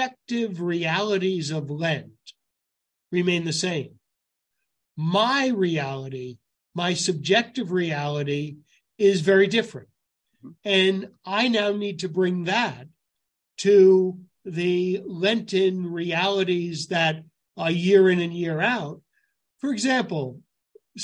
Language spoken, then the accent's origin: English; New York City, New York, United States; I grew up Gun Hill Road